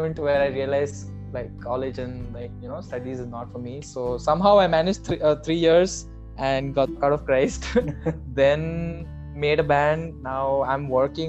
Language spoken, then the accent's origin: English; Kolkata, West Bengal, India; moved away as an adult; now in Bangalore, India; I'm from Calcutta